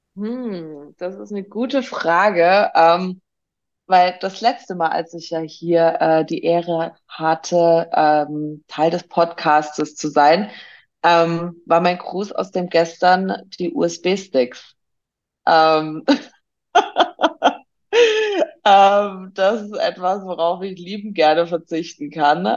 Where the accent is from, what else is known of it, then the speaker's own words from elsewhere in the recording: Swabia, Baden-Württemberg, Germany; im tiefsten, tiefsten ne, äh, schwäbischen Ländle, wie wir Schwaben so schön sagen